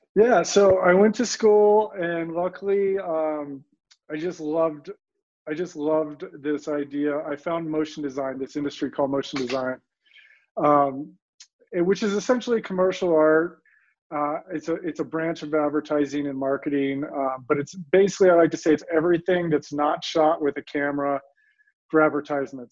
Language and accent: English; Colorado, United States; also born or lived in New York; growing up in Colorado